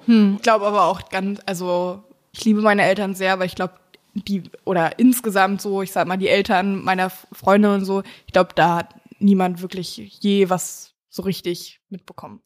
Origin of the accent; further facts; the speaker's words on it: Mecklenburg-Vorpommern, Germany; ich komme ja aus dem Süden Mecklenburgs